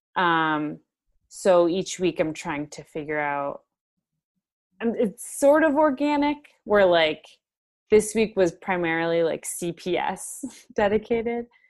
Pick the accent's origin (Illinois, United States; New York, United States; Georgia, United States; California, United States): Illinois, United States; Chicago; I'm from Chicago, so I live currently in Chicago